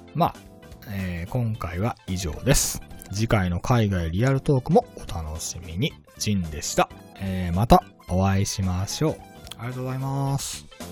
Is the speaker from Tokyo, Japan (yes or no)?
no; Tottori, Japan; moved away as an adult; also born or lived in Hiroshima; now in Malaysia; 生まれは鳥取県の出身なんですけれども、えー、大学は広島の大学を卒業しました